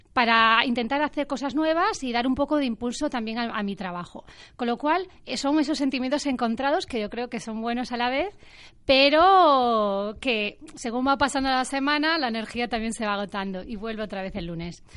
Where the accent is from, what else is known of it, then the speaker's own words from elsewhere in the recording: A Coruña, Galicia, Spain; yo he vivido desde muy pequeña también con Inditex, yo soy de Coruña